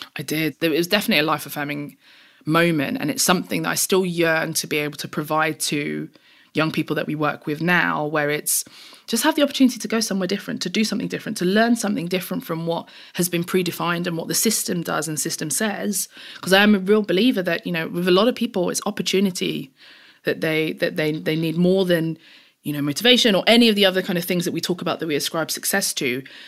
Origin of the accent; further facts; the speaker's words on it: London, United Kingdom; I grew up in East London. I'm, I'm very proud of that. I still live in East London now and have always lived in East London